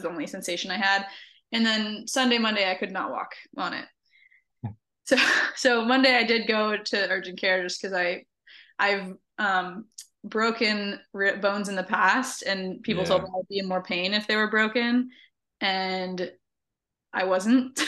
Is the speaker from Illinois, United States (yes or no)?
no; North Central Florida, United States; moved away; I'm originally from North Central Florida and we've got a river house there